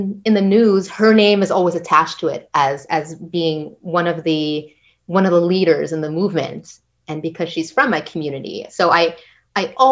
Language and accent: English; Kahnawake, Quebec, Canada; I'm from Ganawagi